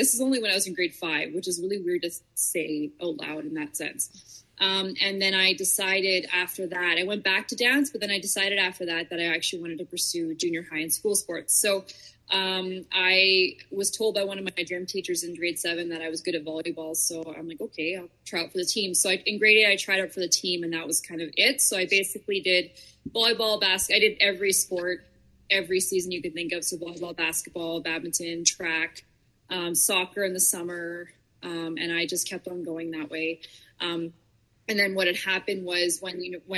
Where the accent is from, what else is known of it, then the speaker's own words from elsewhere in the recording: Onoway, Alberta, Canada; I'm a small town girl, so I grew up in Onaway, Alberta. It's about 45 minutes northwest of Edmonton. I was there my entire life.